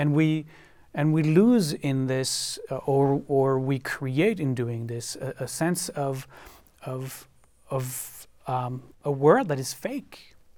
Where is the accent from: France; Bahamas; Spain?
France; also born or lived in Israel; now in United States; I lived in France, where I was born and grew up